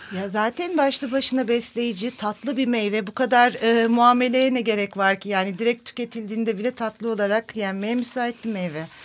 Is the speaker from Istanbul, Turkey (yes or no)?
no; Nazilli, Aydın, Turkey; benim kendi memleketimin, Nazilli'nin